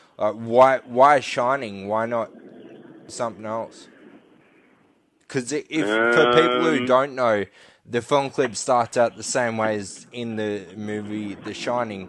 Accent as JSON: {"language": "English", "town": "Goulburn", "region": "New South Wales", "country": "Australia", "tie": "born or raised there", "said": "I was born in Goulburn"}